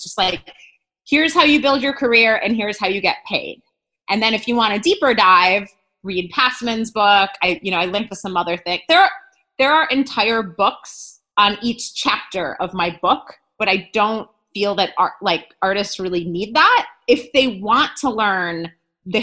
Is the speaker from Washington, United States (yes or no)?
no; Wisconsin, United States; moved away; I'm originally from Wisconsin